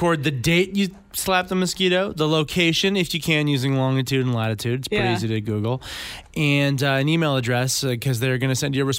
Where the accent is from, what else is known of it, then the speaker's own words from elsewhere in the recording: Sudbury, Ontario, Canada; I was born in Sudbury, Ontario. I was born in the shadow, literally, of the big nickel.